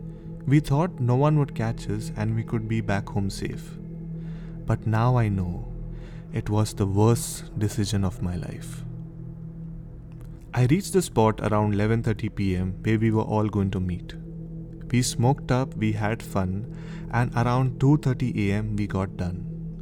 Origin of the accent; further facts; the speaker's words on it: Goa, India; now in Santamol, India; I was born and brought up in Goa, and I am currently studying and preparing for my TYBCOM. I live near the DiMello's house, which is in Santamol, Goa.